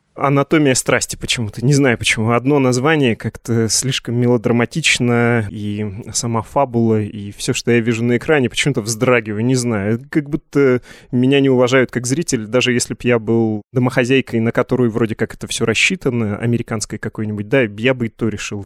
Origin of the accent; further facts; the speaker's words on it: Yekaterinburg, Sverdlovsk Oblast, Russia; Я из Екатеринбурга